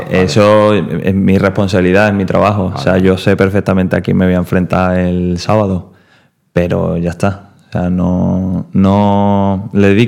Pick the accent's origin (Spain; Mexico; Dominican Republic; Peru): Spain; Seville, Andalusia; soy sevillano, no ah, sevillista.